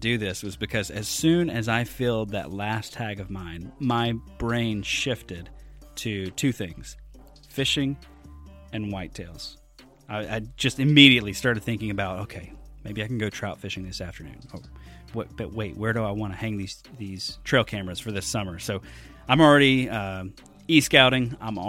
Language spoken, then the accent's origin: English; Deep South, United States; growing up in the Deep South, Pat Durkin is synonymous with Wisconsin for me.